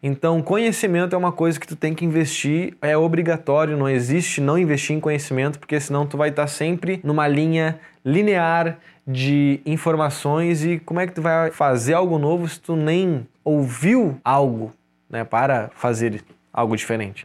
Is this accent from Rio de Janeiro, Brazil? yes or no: no; Porto Alegre, Rio Grande do Sul, Brazil; now in Florianópolis, Brazil; Sou gaúcho de Porto Alegre